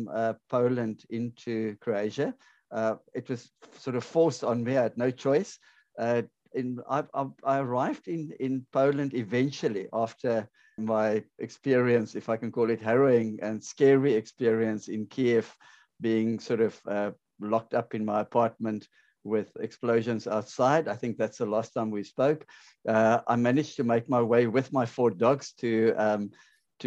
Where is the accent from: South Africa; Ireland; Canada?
South Africa; moved away; also born or lived in Ukraine; I'm on a South African passport